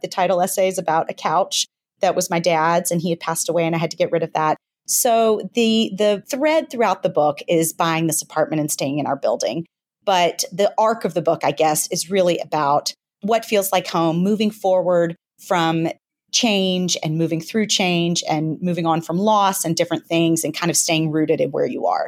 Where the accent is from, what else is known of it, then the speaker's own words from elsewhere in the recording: Memphis, Tennessee, United States; moved away as an adult; now in New York City, United States; I grew up in Memphis, Tennessee